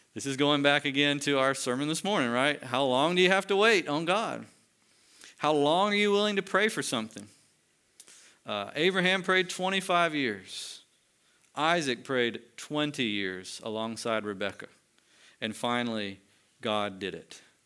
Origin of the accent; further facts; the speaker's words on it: United States; as American Christians